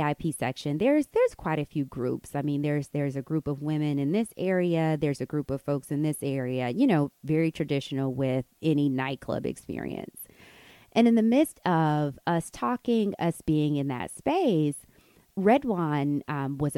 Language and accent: English; United States; moved away as an adult; now in Morocco; we're from America. We're teachers here